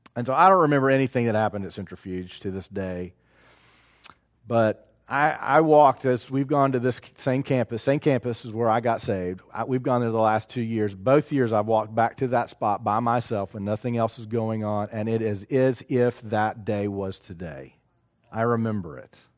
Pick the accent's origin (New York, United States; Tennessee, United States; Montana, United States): Tennessee, United States; Knoxville; moved away; also born or lived in South Carolina; I'm in South Carolina, but I'm from Knoxville